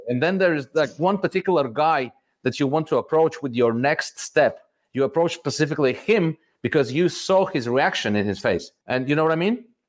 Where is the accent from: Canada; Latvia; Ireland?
Latvia; Riga; I'm from Riga, from Latvia, born here, grew up here.